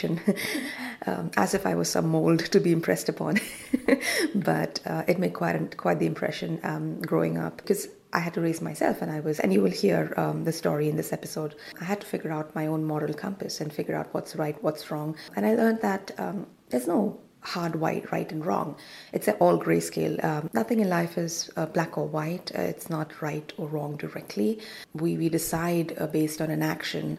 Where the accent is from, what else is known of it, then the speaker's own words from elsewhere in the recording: Goa, India; moved away as an adult; I am from Goa, so it's one of the mining areas in India